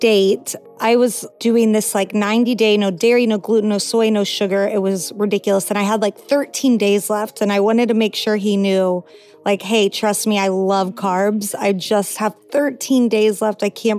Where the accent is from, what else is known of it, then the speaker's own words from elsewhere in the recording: Houston, Texas, United States; now in Los Angeles, United States; I'm 33. I'm originally from Houston, Texas, now living in Los Angeles, and I'm an actor and director.